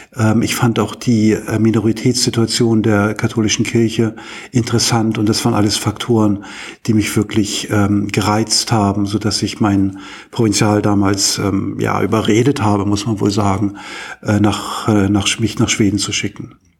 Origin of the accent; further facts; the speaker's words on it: Hamburg, Germany; moved away as an adult; now in Uppsala, Sweden; ich bin ja ursprünglich Hamburger